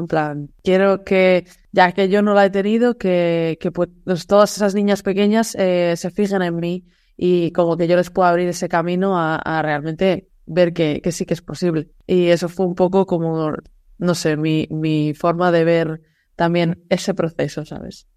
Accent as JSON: {"language": "Spanish", "region": "Galicia", "country": "Spain", "also_born_or_lived": "Seville", "moved": "yes", "said": "yo soy gallega"}